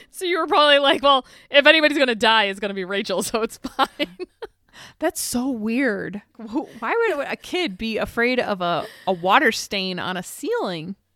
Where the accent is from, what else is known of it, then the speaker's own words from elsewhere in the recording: Boston, Massachusetts, United States; and we're both from Boston.